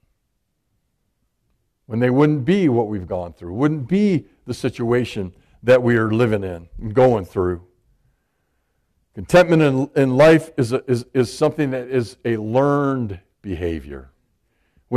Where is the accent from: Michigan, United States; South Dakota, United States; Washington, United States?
Michigan, United States; I'm from Michigan.